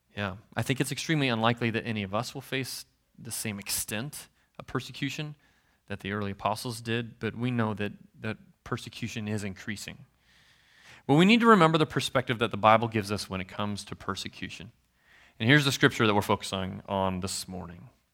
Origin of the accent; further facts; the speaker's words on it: Nebraska, United States; I'm from Nebraska, so I'm a Husker fan